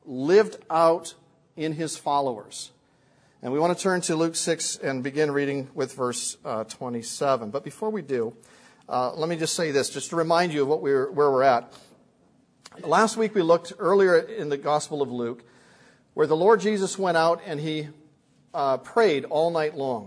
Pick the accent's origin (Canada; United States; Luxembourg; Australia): Canada; I'm a Canadian